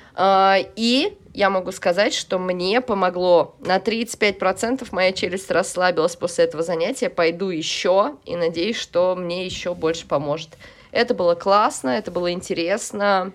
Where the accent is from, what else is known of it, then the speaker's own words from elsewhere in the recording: Saint Petersburg, Russia; moved away as an adult; now in Moscow, Russia; в Петербурге я жила и выросла, э, в Москве я живу сейчас